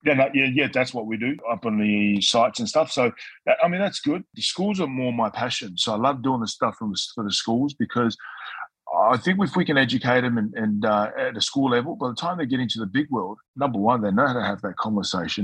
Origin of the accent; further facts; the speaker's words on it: Newcastle, New South Wales, Australia; also born or lived in Tonga; I spent a lot of my time growing up in Newcastle with my mum's brother